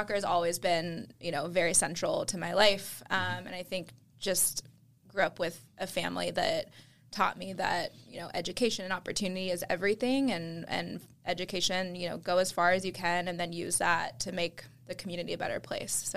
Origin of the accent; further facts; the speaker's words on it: Austin, Texas, United States; also born or lived in Houston, Texas; I was born in Houston, but raised in Austin